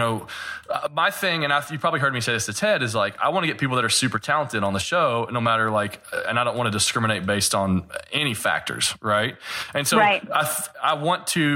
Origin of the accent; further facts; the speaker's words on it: the South, United States; growing up in the South and being a Kentucky basketball fan